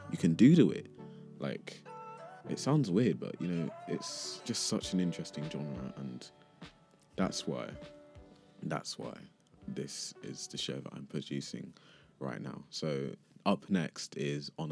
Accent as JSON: {"language": "English", "town": "Grays", "region": "East of England", "country": "United Kingdom", "tie": "born or raised there", "also_born_or_lived": "Nigeria", "accent": "English", "moved": "as an adult", "lives_now": "Leeds, United Kingdom", "said": "I was born in Shigam in Nigeria, and you know, I'm now, and you can't really tell by my voice, but I now live in England, Leeds more specifically, but I grew up in Grays in Essex"}